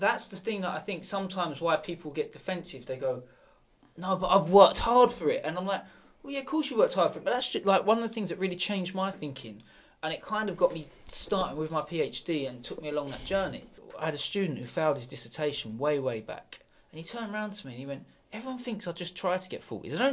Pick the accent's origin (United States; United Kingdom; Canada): United Kingdom; Sidcup, London; also born or lived in Eltham; I grew up Sidcup, went to school in Eltham